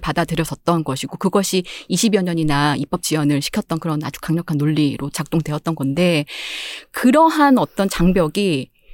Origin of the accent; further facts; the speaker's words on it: Seoul, South Korea; also born or lived in Gangjeong Village, Jeju; 저는 이제 서울 태생인데